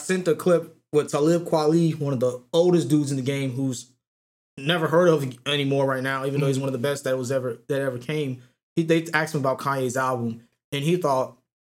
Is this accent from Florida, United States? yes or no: yes; Jacksonville, Florida, United States; I'm originally born and bred in Jacksonville.